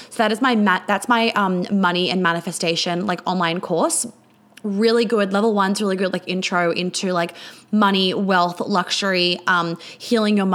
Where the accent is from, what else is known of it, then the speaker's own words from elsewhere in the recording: New York, United States; also born or lived in Sydney / Melbourne; basically I grew up in New York, then I moved to Sydney. I've spent exactly the, I spent equal amounts of time in New York, Sydney, and Melbourne.